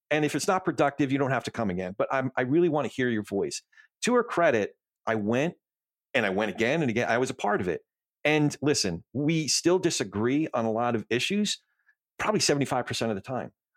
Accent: New Jersey, United States; moved away; I grew up in Jersey

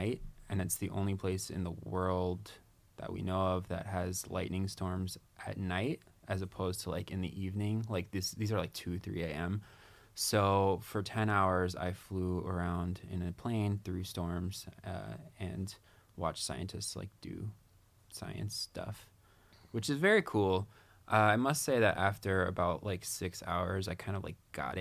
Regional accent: Maryland, United States; now in New York City, United States; I'm from Maryland, right outside

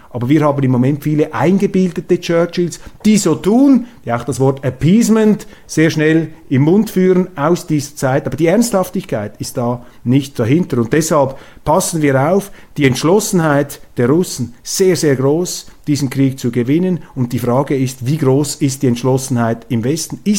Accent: Switzerland; Als Schweizer können Sie mir glauben, also ich habe, ähm, wir haben hier ein durchaus intaktes Gespür für Demokratien.

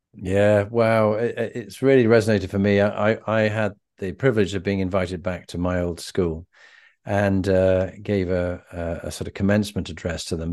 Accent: England, United Kingdom

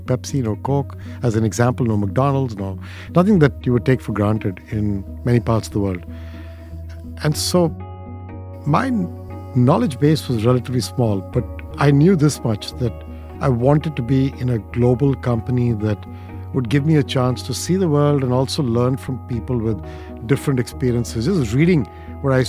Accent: India; moved away; growing up in India

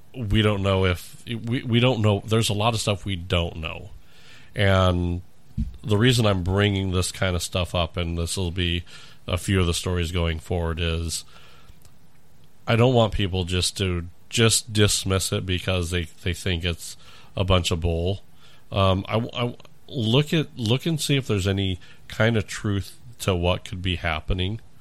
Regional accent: California, United States; moved away; I grew up in California.

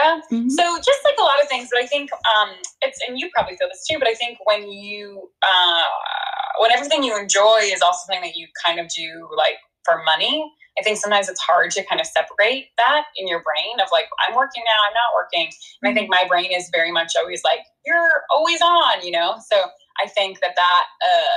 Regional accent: New Hampshire, United States; also born or lived in New York; I was born in New York. I like grew up in New Hampshire.

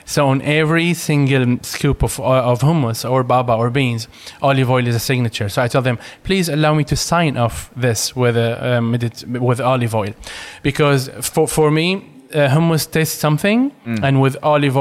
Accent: Damascus, Damascus Governorate, Syria; English is a second language; moved away as an adult; also born or lived in Latakia, Syria; now in Sweden; I'm originally from the Latakia, but I moved and lived in Damascus since I was 6 years

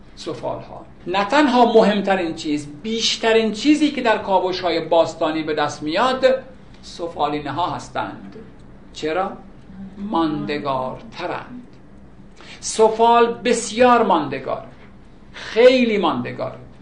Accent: Iran; ما الان ایرانی هستیم

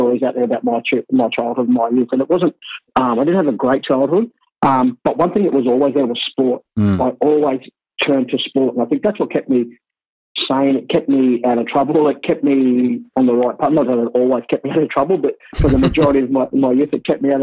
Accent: Sydney, New South Wales, Australia; I grew up in Waterloo, Redfern, and Moore.

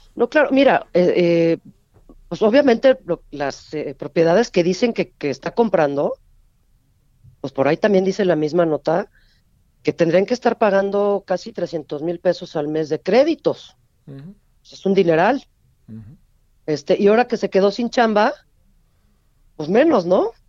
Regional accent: Mexico; como mexicanos

